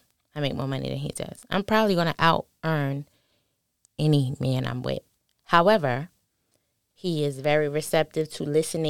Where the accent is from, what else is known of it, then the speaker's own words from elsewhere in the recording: New York City, New York, United States; The Bronx.